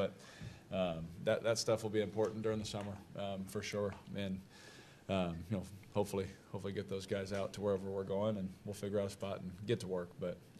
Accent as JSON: {"language": "English", "town": "Oakland", "region": "California", "country": "United States", "also_born_or_lived": "Las Vegas", "said": "so I'm from Oakland and Las Vegas, you know, but we're learning."}